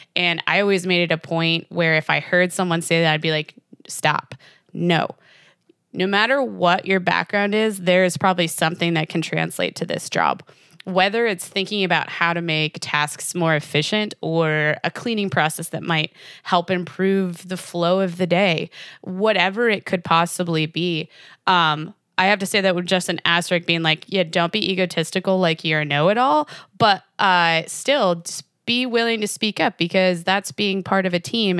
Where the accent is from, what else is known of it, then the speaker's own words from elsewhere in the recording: Jamestown, New York, United States; moved away; I'm originally from Western New York, um, in an area called Jamestown.